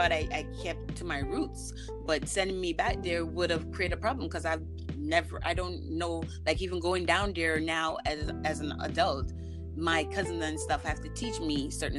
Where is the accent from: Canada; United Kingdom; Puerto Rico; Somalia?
Canada; also born or lived in Jamaica; Me being a Canadian citizen, I've been here a long time, from since I was a little girl, right? Now, I was born in Jamaica